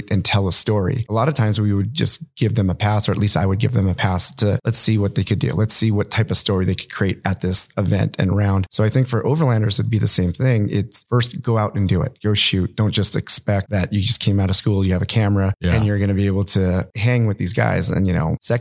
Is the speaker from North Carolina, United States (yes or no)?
no; La Mirada, California, United States; also born or lived in New York; we grew up in the city called La Mirada in California, just grew up skateboarding